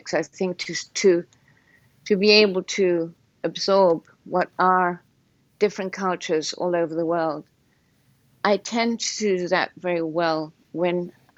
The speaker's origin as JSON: {"language": "English", "country": "Portugal", "tie": "born or raised there", "moved": "yes", "lives_now": "Connecticut, United States", "said": "being in Portugal is, it's just an extremely kind, beautiful environment in which to be."}